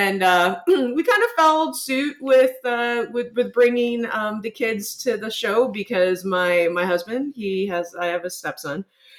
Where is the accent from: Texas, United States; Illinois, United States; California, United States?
Texas, United States; San Antonio; And I went and saw the … at the historic Aztec Theater here in my hometown of San Antonio.